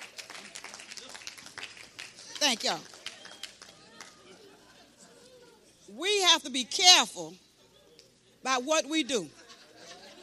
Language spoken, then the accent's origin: English; St. Petersburg, Florida, United States; moved away as an adult; now in Bronson, United States; I come from St. Pete